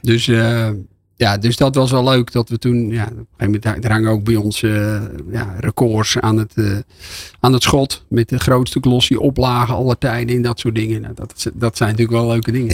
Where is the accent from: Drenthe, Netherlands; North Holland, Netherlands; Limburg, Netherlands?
North Holland, Netherlands; Volendam; Ik kom uit Volendam